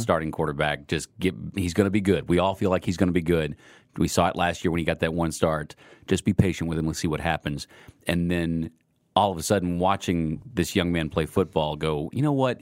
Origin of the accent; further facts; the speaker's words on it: near Houston, Texas, United States; now in Kansas City, United States; I grew up more of an Oilers fan. I grew up closer to Houston.